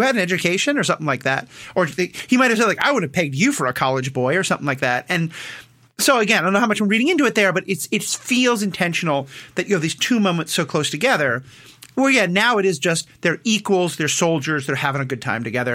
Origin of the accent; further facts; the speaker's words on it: New York, United States; I'm Jewish from New York